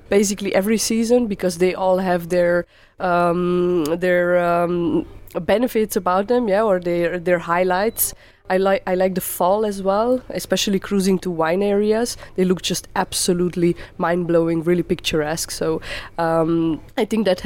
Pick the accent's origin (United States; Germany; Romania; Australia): Romania; Transylvania; I come from Transylvania, from Romania